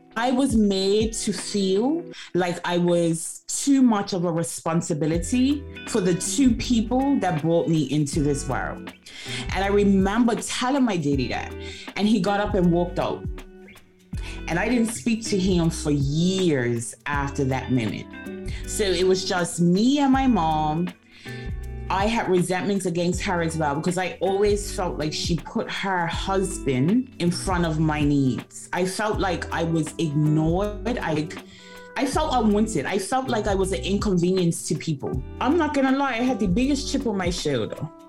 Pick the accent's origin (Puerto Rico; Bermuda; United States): Bermuda; now in London, United Kingdom; I am originally from Bermuda, born and raised, proudly an onion